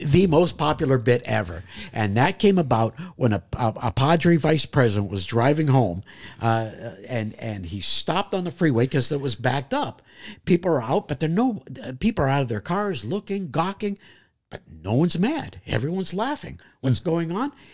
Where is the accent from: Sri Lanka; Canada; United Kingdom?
Canada; moved away; as a kid growing up in Canada, I played goalie in hockey